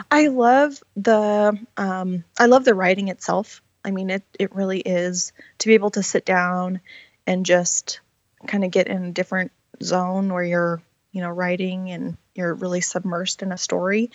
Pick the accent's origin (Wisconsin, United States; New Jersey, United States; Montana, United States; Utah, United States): Montana, United States; moved away as an adult; also born or lived in Washington; I was born and raised here in Montana.